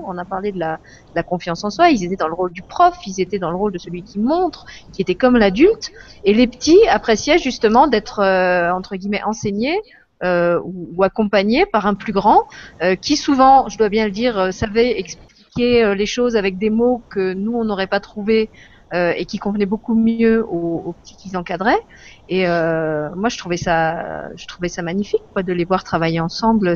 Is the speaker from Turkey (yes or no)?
no; France; en tant que française, euh, j'avais la chance de grandir dans, un pays libre